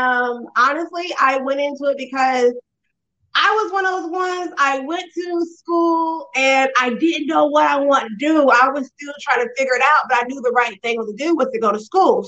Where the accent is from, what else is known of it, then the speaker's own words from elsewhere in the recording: Vidalia, Georgia, United States; I'm originally from Vidalia, Georgia